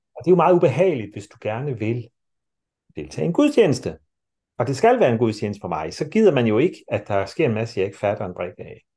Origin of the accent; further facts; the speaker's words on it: Denmark; sådan som vi er som mennesker i dag, som danskere i dag